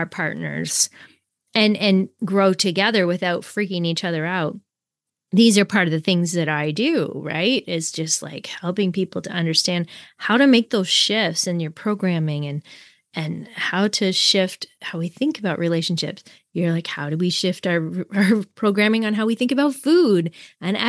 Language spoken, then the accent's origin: English; Canada; we're both Canadian